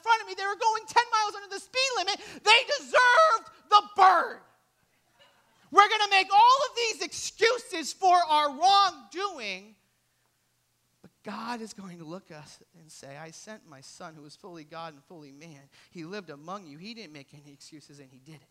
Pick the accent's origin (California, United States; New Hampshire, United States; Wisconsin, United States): New Hampshire, United States; I grew up in New Hampshire.